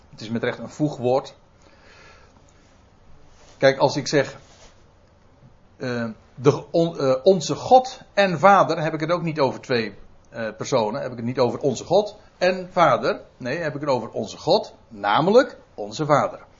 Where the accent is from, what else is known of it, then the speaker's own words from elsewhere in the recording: Netherlands; goh, dan ben ik echt een Nederlander, hè?